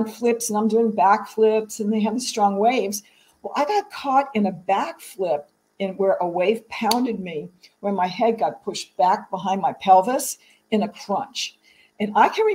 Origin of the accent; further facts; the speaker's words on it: the South, United States; I'm from the South